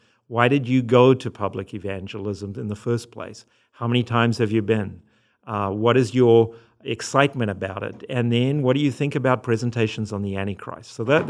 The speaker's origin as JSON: {"language": "English", "country": "Zimbabwe", "also_born_or_lived": "South Africa", "moved": "yes", "lives_now": "United States", "said": "If you hear an accent, it's because I'm from Zimbabwe and South Africa, and then I married an American"}